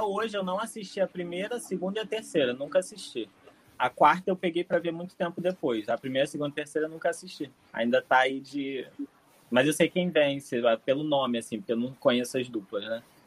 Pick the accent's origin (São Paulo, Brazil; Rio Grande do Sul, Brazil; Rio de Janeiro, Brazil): Rio de Janeiro, Brazil; Sou do Rio de Janeiro